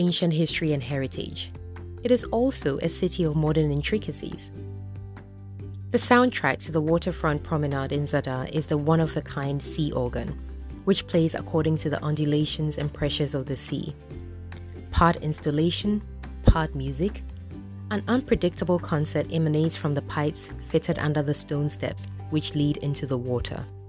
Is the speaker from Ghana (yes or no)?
yes; Ghana; as a Ghanaian